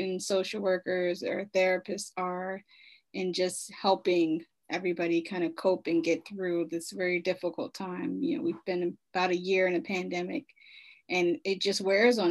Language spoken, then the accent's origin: English; Baltimore, Maryland, United States; I am from Baltimore, Maryland. I've lived there for the majority of my life